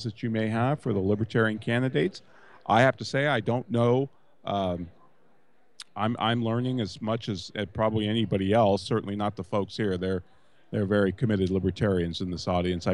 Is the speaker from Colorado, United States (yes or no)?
no; California, United States; I'm a non-Texan. I'm from California